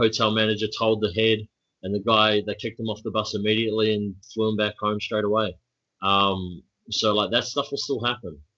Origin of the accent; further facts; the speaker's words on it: New Zealand; now in Melbourne, Australia; as a New Zealander